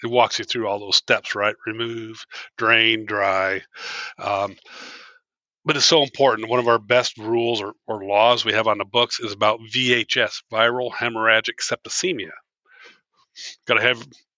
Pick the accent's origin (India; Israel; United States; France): United States; Northwest Ohio; moved away as an adult; also born or lived in Michigan; now in Illinois, United States; I grew up in Northwest Ohio, fishing on the Maumee River, Western Lake Erie, throughout the 70s